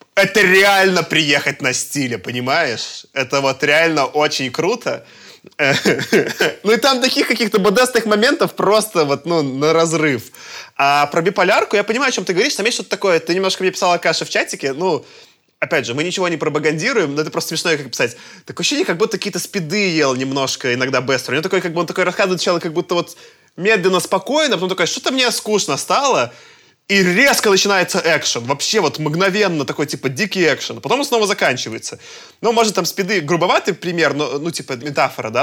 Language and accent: Russian; Belarus; я как белорус